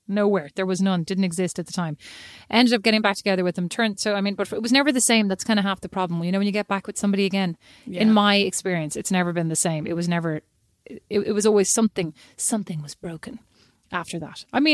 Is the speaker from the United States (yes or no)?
no; Ireland; I am Irish.